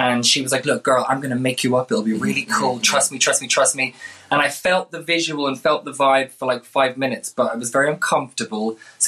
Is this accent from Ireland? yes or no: yes; Tipperary, Munster, Ireland; now in London, United Kingdom; I'm from Tipperary, Ireland, but now based in lovely sunny London.